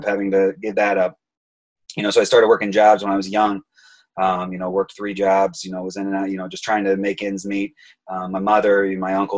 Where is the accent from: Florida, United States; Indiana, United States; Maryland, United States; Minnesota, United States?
Indiana, United States; Auburn; also born or lived in Texas; now in Chicago, United States; I grew up in Auburn, Indiana